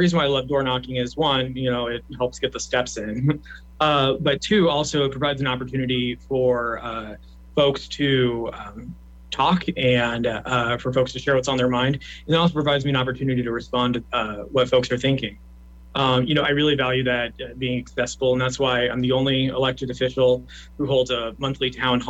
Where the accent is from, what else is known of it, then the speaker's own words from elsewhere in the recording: Lincoln, Nebraska, United States; I was born and raised in Northeast Lincoln. I went to our public schools, served on multiple nonprofit boards, and opened a business in Havelock, and I've made my life in Northeast Lincoln.